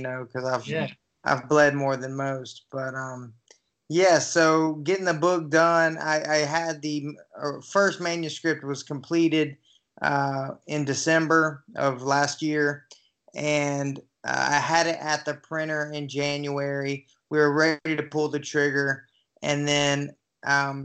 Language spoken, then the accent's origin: English; Newnan, Georgia, United States; I'm originally from a little town outside of Atlanta, Georgia, called Noonan